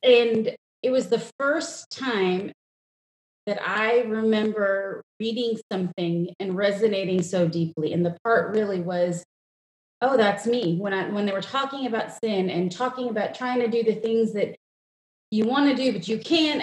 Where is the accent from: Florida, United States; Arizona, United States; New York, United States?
New York, United States; moved away as an adult; also born or lived in India; now in Texas, United States; I grew up in New York, which sounds super fun to say, but it's a suburb.